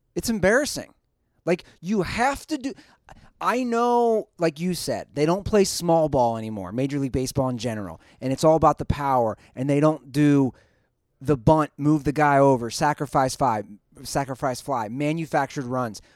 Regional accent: Cincinnati, Ohio, United States; now in Los Angeles, United States; my hometown Reds

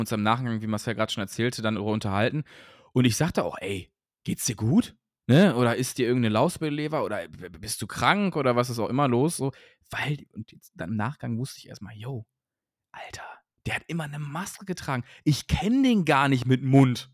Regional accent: Cologne, North Rhine-Westphalia, Germany; Köln, also meine Geburtsstadt

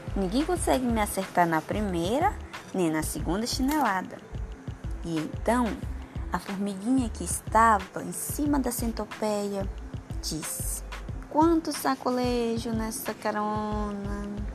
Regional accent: São Félix do Xingu, Pará, Brazil; sou de São Félix do Xingu, Pará

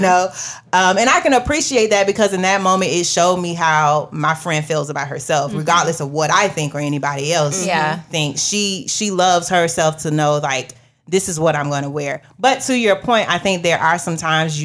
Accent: Florida, United States; I'm from Florida

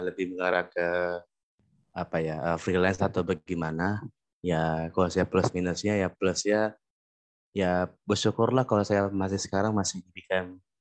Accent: Bekasi, West Java, Indonesia; Untuk sekarang saya bekerja di tempat asal saya di Kota Bekasi.

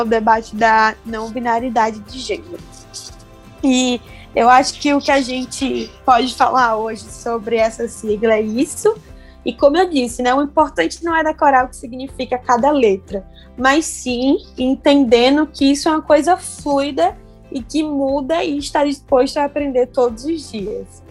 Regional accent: Rio Grande do Norte, Brazil; sou potiguar do Nordeste

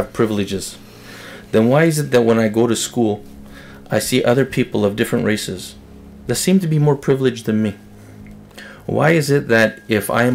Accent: Canada; also born or lived in Winnipeg; I'm Canadian. I was born here in Canada

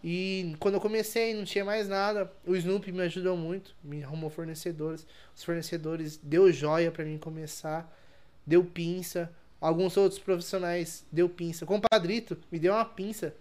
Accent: interior of São Paulo, Brazil; Sou interior de São Paulo, né? São Paulo é capital.

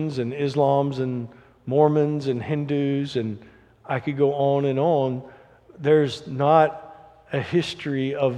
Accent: Alabama, United States; I grew up in Alabama in the 80s

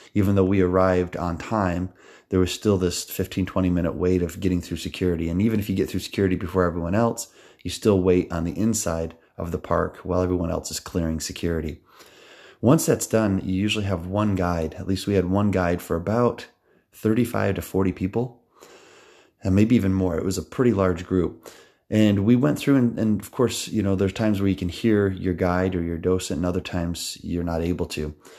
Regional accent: United States; I'm from New York

